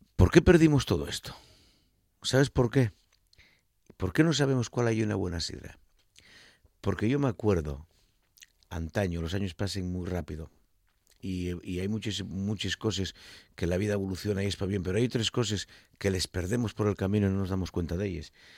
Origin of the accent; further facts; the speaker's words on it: Asturias, Spain; como asturiano no quiero caer en la tentación de ser muy grandón, que es que solemos ser los asturianos muy grandones